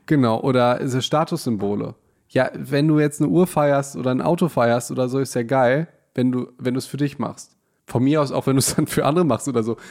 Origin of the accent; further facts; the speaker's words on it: Hagen, North Rhine-Westphalia, Germany; wir kommen ja aus Hagen